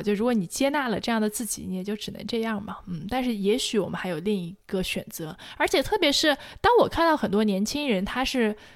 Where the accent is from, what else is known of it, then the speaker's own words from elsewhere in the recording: China; 在我成长环境中和，跟我一样受中国这种教育环境中的人